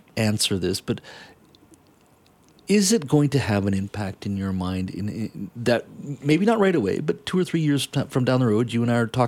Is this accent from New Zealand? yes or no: no; Canada; we as a Canadian society